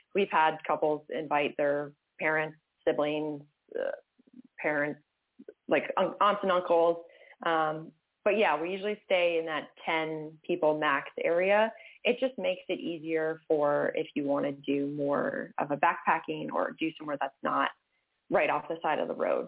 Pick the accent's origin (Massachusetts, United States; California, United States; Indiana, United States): Massachusetts, United States; moved away as an adult; I grew up in Massachusetts, uh, lived there until I was 18, and then was like, I got to get out of here.